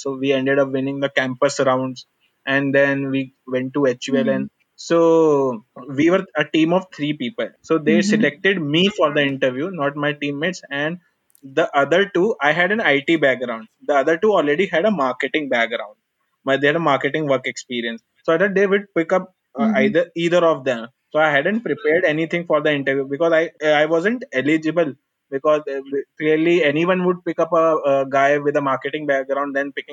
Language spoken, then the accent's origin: English; Lucknow, Uttar Pradesh, India; moved away as an adult; also born or lived in Chennai; I am from North Lucknow. I ended up in Chennai.